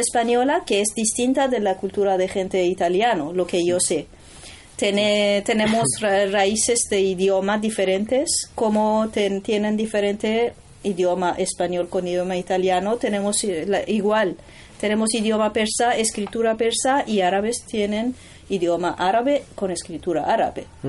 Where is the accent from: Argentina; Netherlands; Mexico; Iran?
Iran; Tehran, Tehran Province; Spanish is a second language; moved away; yo soy de Teherán